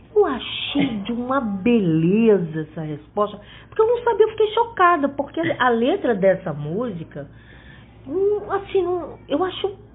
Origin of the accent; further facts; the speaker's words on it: Fortaleza, Ceará, Brazil; now in Rio de Janeiro, Brazil; eu sou é, cearense, né? Apesar de morar muitos anos no Rio e é, de ter passado a minha infância aqui, é, eu voltei para Fortaleza e, e, lá estudei